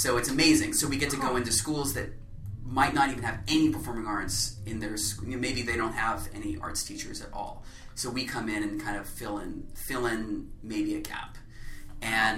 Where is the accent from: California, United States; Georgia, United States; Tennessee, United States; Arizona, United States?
Georgia, United States; Atlanta; I grew up in Atlanta